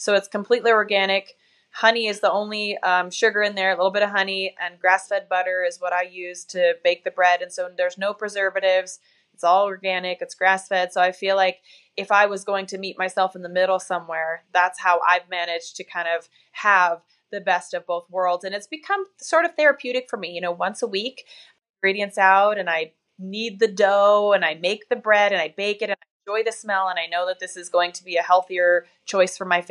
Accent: Tacoma, Washington, United States; moved away; I'm from Tacoma

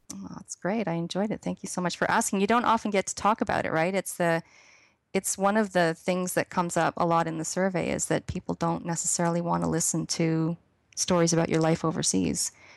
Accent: Canada; moved away as an adult; we made sure that the children never lost the sense of being Canadian. So we celebrated Canada Day

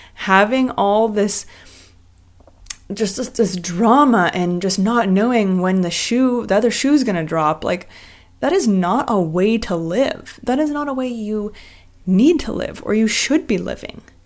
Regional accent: Vancouver, British Columbia, Canada; moved away as an adult; also born or lived in Los Angeles, United States; I'm originally from Vancouver, Canada

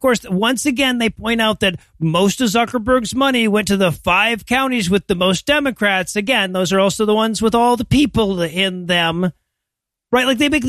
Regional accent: Georgia, United States; my home state, the Georgia story.

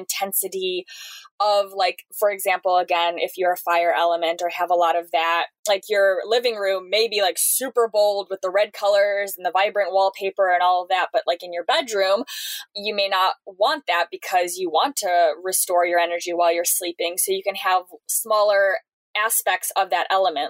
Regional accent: Seattle, Washington, United States; I'm from Seattle.

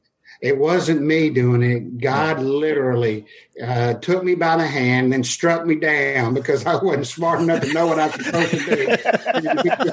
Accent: Western Kentucky, United States; now in Nashville, United States; growing up in Western Kentucky.

